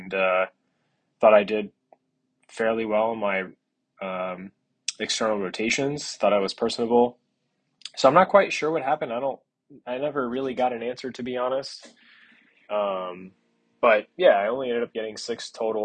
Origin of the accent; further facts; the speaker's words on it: South Florida, United States; growing up in South Florida